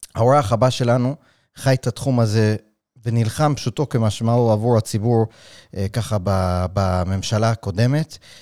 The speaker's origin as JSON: {"language": "Hebrew", "region": "New York", "country": "United States", "tie": "born or raised there", "moved": "yes", "lives_now": "Israel", "said": "אני גדלתי בקהילה חרדית בניו יורק"}